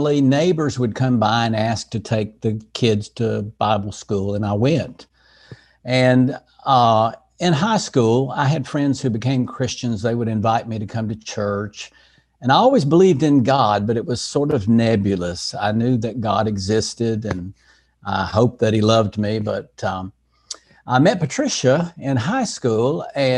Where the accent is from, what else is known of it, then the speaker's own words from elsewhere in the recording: Asheville, North Carolina, United States; In Asheville, North Carolina, in the mountains of North Carolina.